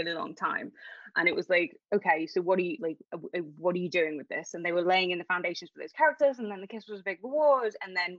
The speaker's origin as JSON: {"language": "English", "town": "Liverpool", "region": "North West England", "country": "United Kingdom", "said": "I'm from Liverpool"}